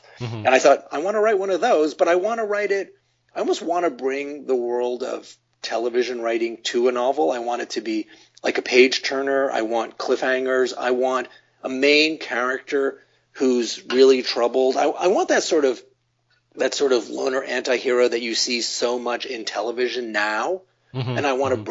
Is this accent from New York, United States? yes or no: yes; New York, United States; I grew up in New York